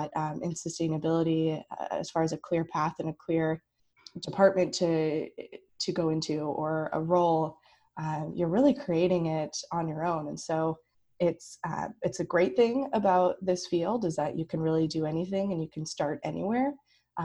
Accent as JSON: {"language": "English", "region": "Pacific Northwest", "country": "United States", "tie": "born or raised there", "said": "growing up in the Pacific Northwest"}